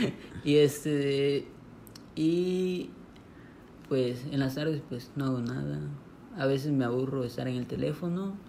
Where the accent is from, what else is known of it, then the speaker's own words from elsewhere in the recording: Monterrey, Nuevo León, Mexico; moved away; also born or lived in Palenque; yo nací en Monterrey